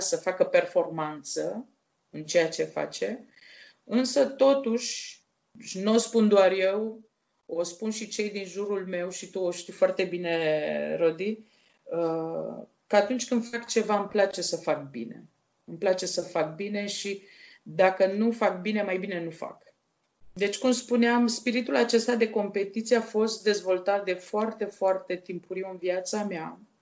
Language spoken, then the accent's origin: Romanian; Iași, Iași County, Romania; also born or lived in Maglavit, Dolj County, Romania; au decis să se despartă și să mă încredințeze unei case de copii din uh, Iași, la școala specială pentru fete